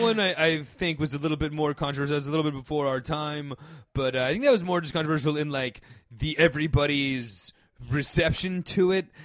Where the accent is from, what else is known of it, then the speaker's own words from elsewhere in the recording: Northeast, suburban New York City, United States; growing up in the Northeast in suburban New York City